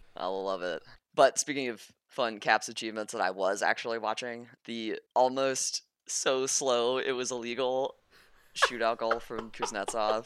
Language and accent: English; the South, United States; I'm from the South